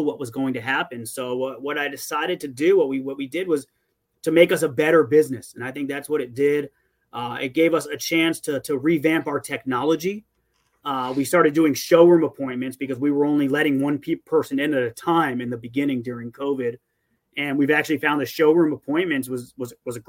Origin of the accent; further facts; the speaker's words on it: Davie, Florida, United States; also born or lived in Dade County, Florida; I went to Cooper City High School. I've lived in Davie, Cooper City area since kindergarten. And before that, I lived in Dade County.